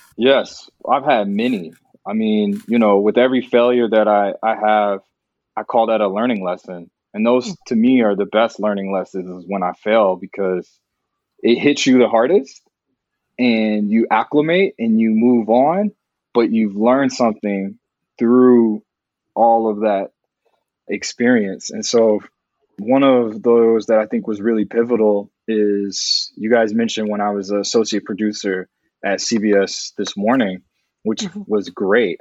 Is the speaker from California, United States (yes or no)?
no; Dallas, Texas, United States; moved away; also born or lived in New York; I'm from Dallas